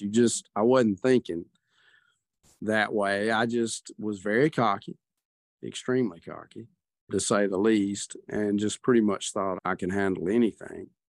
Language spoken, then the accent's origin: English; the South, United States; Grew up in the South